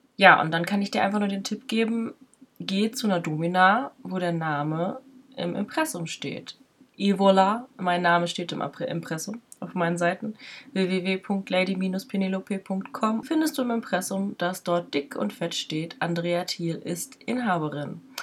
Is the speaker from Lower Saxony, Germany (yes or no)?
no; near Paderborn, North Rhine-Westphalia, Germany; Ich bin in der Nähe von Paderborn groß geworden.